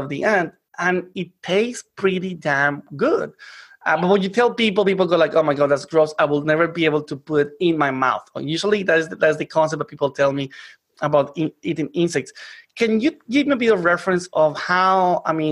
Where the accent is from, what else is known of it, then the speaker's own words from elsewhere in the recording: Colombia; moved away; I come from Colombia